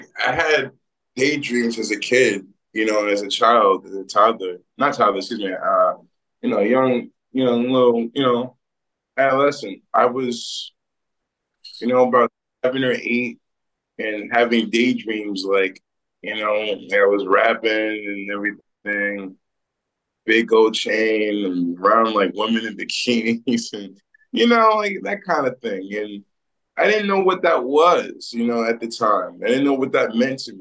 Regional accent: Great Neck, New York, United States; also born or lived in Hempstead, New York; I was born in Hempstead and raised in Great Neck, New York

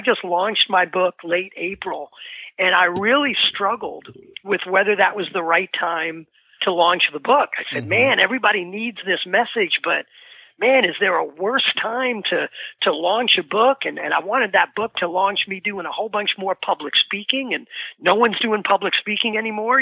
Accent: New York City, New York, United States; now in New Jersey, United States; I grew up in the Bronx in New York. I'm in New Jersey now

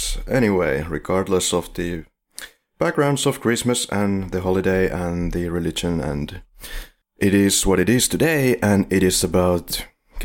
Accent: Finland; We are from Finland

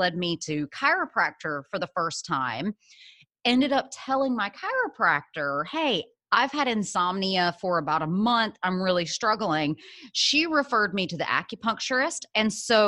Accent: Birmingham, Alabama, United States; moved away as an adult; also born or lived in San Francisco; I am originally from Birmingham, Alabama, was born in Alabama, raised there my whole life, all the way through college

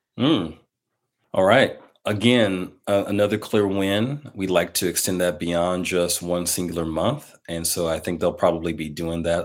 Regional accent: Milwaukee, Wisconsin, United States; in my hometown of Milwaukee, Wisconsin

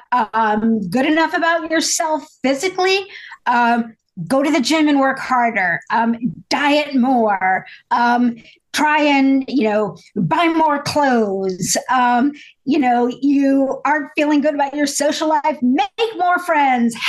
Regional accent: Indiana, United States; I grew up in a small town in Indiana

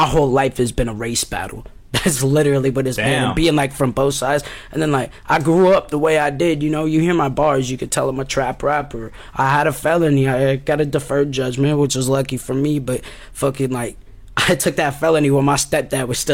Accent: Oskaloosa, Iowa, United States; moved away as an adult; now in Des Moines, United States; I'm actually from Oskaloosa, Iowa. I'm straight out of the 641.

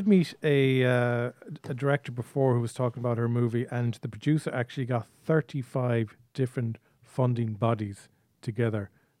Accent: Ireland; you as an Irish producer

